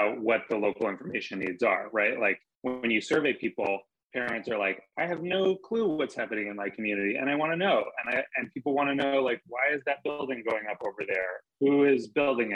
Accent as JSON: {"language": "English", "region": "Maine", "country": "United States", "tie": "born or raised there", "said": "I grew up in Maine"}